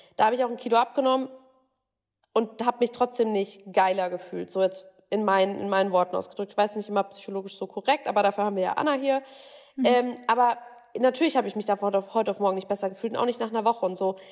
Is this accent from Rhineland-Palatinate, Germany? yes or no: no; Bavaria, Germany; ich komme ja auch aus Bayern, wohne jetzt gerade auch in Bayern.